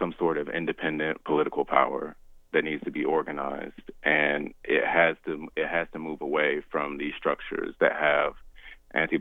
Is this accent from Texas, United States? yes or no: no; Shelby County, Alabama, United States; also born or lived in Birmingham, Alabama; I grew up in Shelby County, where, you know, the Voting Rights Act was infamously targeted